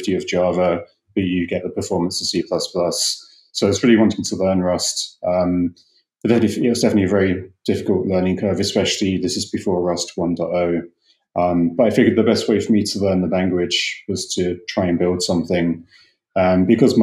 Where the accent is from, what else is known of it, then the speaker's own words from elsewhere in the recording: England, United Kingdom; moved away as an adult; also born or lived in London; now in United States; I'm from England originally.